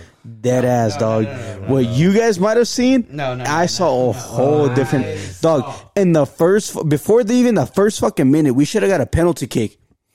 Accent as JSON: {"language": "English", "country": "United States", "tie": "born or raised there", "said": "I am born and raised in USA, but I am proud of my Mexico roots."}